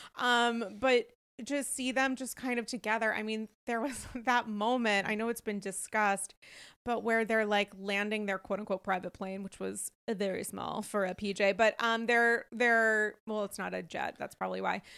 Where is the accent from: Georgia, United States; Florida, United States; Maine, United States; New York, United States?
New York, United States; as a New Yorker